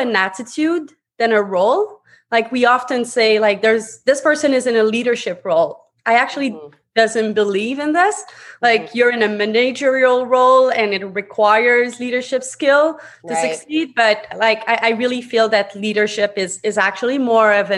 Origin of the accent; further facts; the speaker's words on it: Montreal, Quebec, Canada; English is a second language; moved away as an adult; now in Toronto, Canada; English is my second language. I'm actually born and raised out of Quebec, Montreal. I'm now living in Toronto.